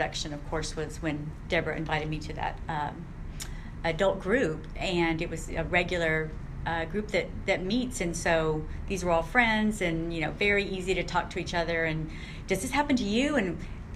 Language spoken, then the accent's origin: English; San Antonio, Texas, United States; also born or lived in Kansas City, Missouri; we moved to San Antonio, Texas